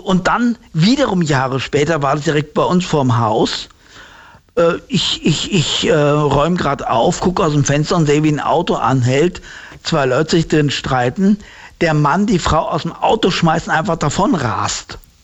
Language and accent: German; Heusenstamm, Hesse, Germany; Aus Holzenstamm